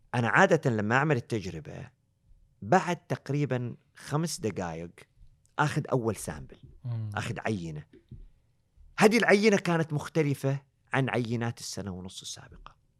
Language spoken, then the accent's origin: Arabic; Eastern Province, Saudi Arabia; also born or lived in Canada; انا من الشرقيه